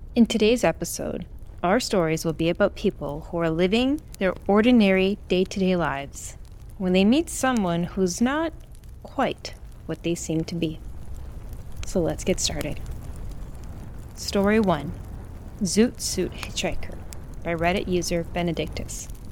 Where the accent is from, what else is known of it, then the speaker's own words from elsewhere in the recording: Brazil; moved away; my home country of Brazil